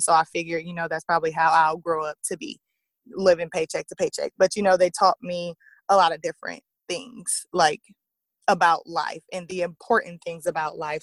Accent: Lake Charles, Louisiana, United States; also born or lived in Illinois; a church here in Lake Charles, my hometown

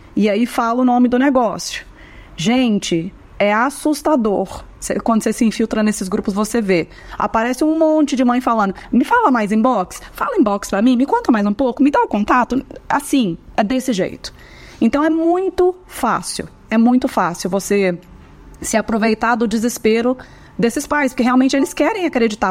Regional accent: Minas Gerais, Brazil; Eu sou mineira

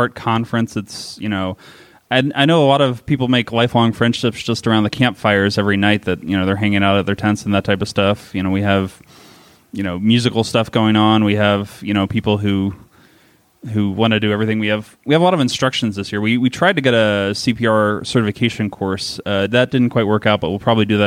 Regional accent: Maryland, United States; also born or lived in Alaska; now in New Hampshire, United States; I grew up in Maryland for a while

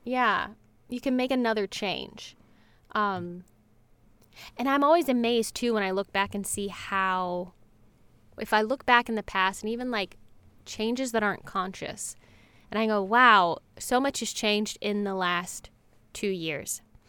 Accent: North Carolina, United States; now in Los Angeles, United States; I grew up in North Carolina, and I moved to Los Angeles almost exactly 11 years ago.

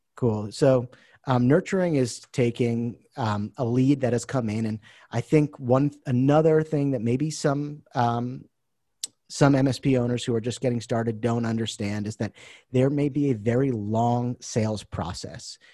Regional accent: Boston, Massachusetts, United States; moved away as an adult; now in Taiwan; I'm originally from the Boston area

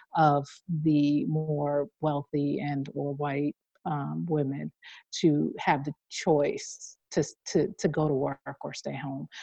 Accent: New York City, New York, United States; I grew up in Queens

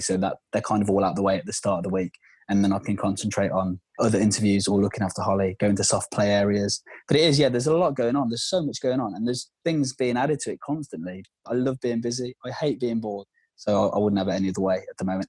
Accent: Worcester, West Midlands, United Kingdom; moved away; I'm from Worcester. For those that don't know, it's in the West Midlands, Worcestershire

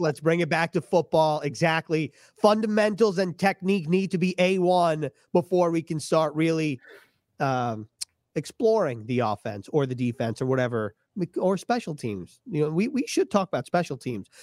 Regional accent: New York, United States; I grew up in New York

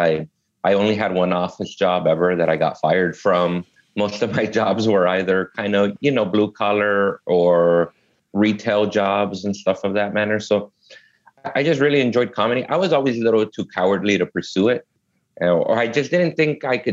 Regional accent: Los Angeles, California, United States; I was born and raised here in L.A. I grew up in South Central Los Angeles and Inglewood.

